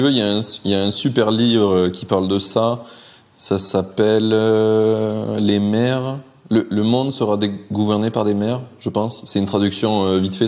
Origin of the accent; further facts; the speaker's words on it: Carcassonne, Occitania, France; moved away; also born or lived in Alpes-de-Haute-Provence / Montpellier; Moi, je viens de Carcassonne à la base